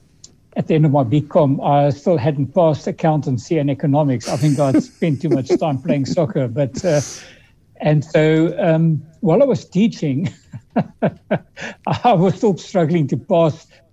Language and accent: English; Cape Town, Western Cape, South Africa; also born or lived in Europe; I grew up in the Western Cape in First Observatory and then Woodstock